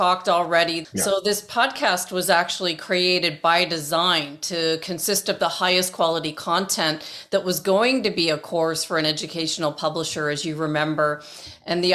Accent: Toronto, Ontario, Canada; moved away; where I grew up in Toronto

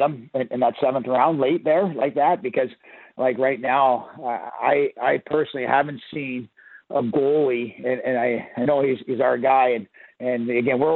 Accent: Ontario, Canada; moved away as an adult; also born or lived in Amarillo, Texas / Bloomington; now in Everett, United States; I'm from Ontario

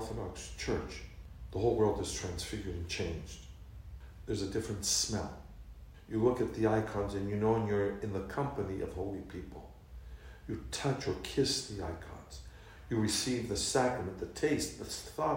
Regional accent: Florida, United States; moved away as an adult; now in United Kingdom; I'm born and raised in the United States in a multicultural, multi-religious society.

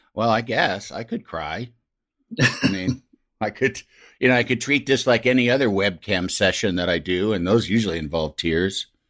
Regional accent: Yorkville, Illinois, United States; I'm from Yorkville, Illinois

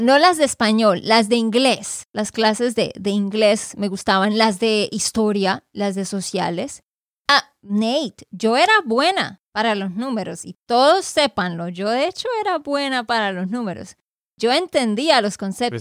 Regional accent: Santander, Colombia; de Santander, Colombia

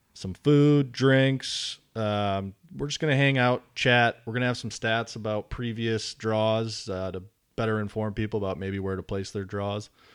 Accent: Wisconsin, United States; moved away as an adult; now in North Carolina, United States; born and raised in Wisconsin, um, moved to North Carolina after high school

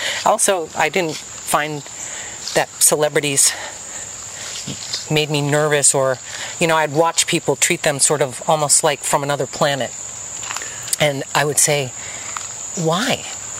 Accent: Boston, Massachusetts, United States; accent: Boston; So that's what I learned. And no one believed me that I was from Boston because I didn't speak with the Boston accent. And then I turn it on.

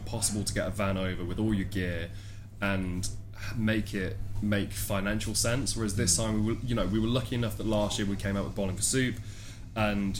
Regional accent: Nottingham, East Midlands, United Kingdom; we're from Nottingham, it's about half an hour away from Donington, so Download was the first festival I ever went to as a 14-year-old

